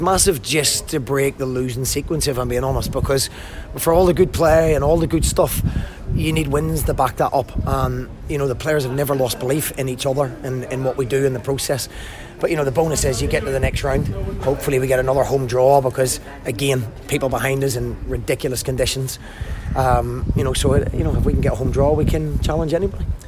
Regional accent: Belfast, Northern Ireland, United Kingdom; also born or lived in Glasgow; now in Morecambe, United Kingdom; I grew up in Belfast and I, had most of my management career in Glasgow

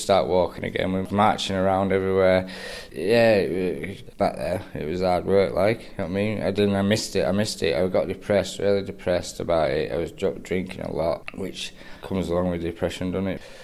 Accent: Lancaster, North West England, United Kingdom; I'm from Lancaster, born and bred.

